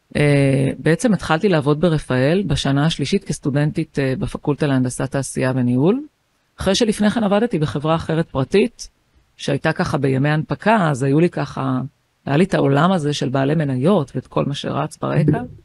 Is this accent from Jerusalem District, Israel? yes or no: no; Haifa, Haifa District, Israel; אני חיפאית, באתי מבית של שמונה ילדים